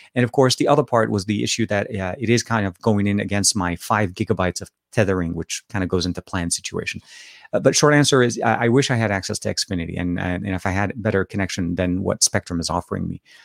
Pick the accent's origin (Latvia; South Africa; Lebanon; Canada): Lebanon; accent: Lebanese Arabic; now in California, United States; I am from Lebanon originally. So I speak Arabic